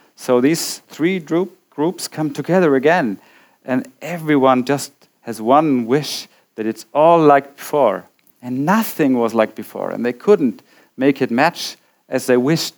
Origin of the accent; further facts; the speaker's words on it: Bavaria, Germany; English is a second language; also born or lived in Nuremberg; my hometown, uh, as I told, a Bavarian small town which was uh, occupied by the Americans